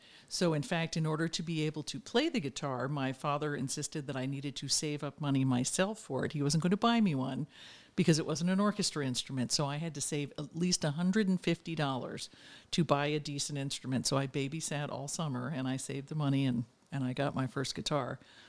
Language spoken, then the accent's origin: English; Pennsylvania, United States; Part of it in Pennsylvania. I've moved around a lot, but my early years in Pennsylvania outside Philadelphia. But I'm a suburban girl